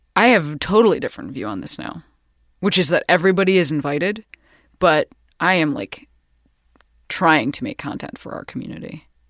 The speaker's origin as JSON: {"language": "English", "region": "Midwest", "country": "United States", "said": "We're both from the Midwest"}